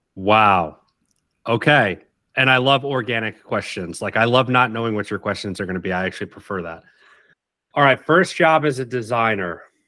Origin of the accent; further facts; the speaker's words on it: Oak Bluffs, Massachusetts, United States; moved away as an adult; also born or lived in Savannah; I grew up in Oak Bluffs